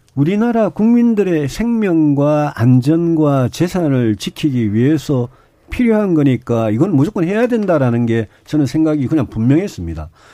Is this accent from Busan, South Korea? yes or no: no; Daegu, South Korea; 제가 대구 출신의 사성 국회의원 했는데